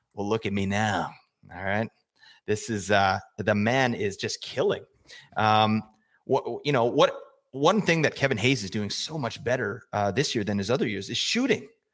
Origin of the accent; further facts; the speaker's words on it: Calgary, Alberta, Canada; I grew up in Calgary, Alberta, uh, Canada.